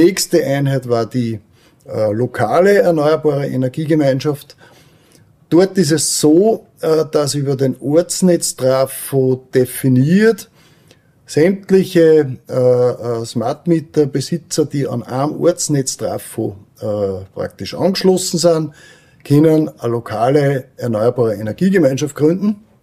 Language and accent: German; Weizenkirchen, Upper Austria, Austria; ich bin aus Weizenkirchen und bin dort in der Gemeindepolitik tätig